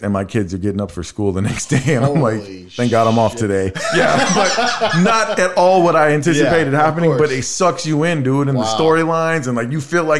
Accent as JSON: {"language": "English", "region": "California", "country": "United States", "tie": "born or raised there", "moved": "yes", "said": "When I grew up in California"}